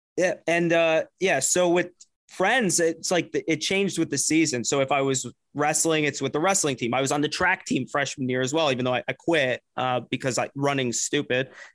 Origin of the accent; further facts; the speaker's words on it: New Jersey, United States; I grew up in Jersey